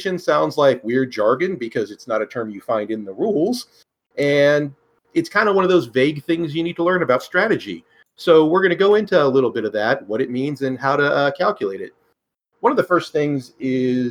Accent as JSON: {"language": "English", "region": "Northern California", "country": "United States", "tie": "born or raised there", "said": "I grew up in Northern California, the woods, the hillbilly country"}